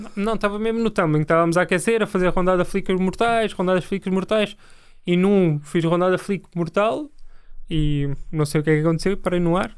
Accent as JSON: {"language": "Portuguese", "region": "Lisbon", "country": "Portugal", "tie": "born or raised there", "also_born_or_lived": "Torres Vedras / Almada", "lives_now": "Carnaxide, Portugal", "said": "Nasci em Lisboa, depois fui para Torres Vedras"}